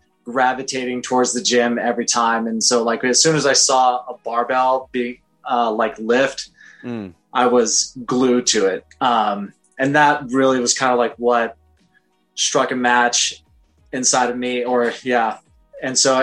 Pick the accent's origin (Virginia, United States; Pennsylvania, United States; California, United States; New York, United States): California, United States; San Jacinto; moved away as an adult; also born or lived in Bay Area, California; now in Canada; I'm originally from like a small desert town, like near, just on the other side of the mountains of Palm Springs